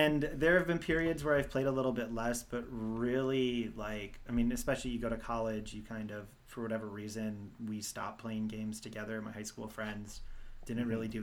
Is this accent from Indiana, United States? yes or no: no; Milwaukee, Wisconsin, United States; I am from Milwaukee, and my family are like Marquette season basketball ticket holders.